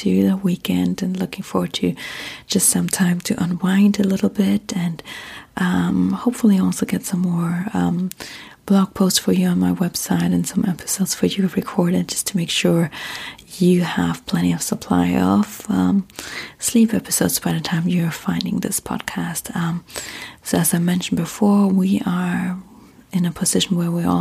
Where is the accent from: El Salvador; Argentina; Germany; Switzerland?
Germany; accent: German; English is a second language; moved away as an adult; now in United States; I'm originally from Germany, have been living in the US now for 10 years